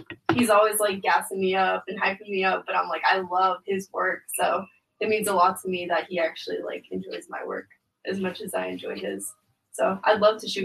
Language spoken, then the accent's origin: English; San Diego, California, United States; also born or lived in Oceanside; I was actually born and raised in San Diego. But I've lived in Oceanside for a few years.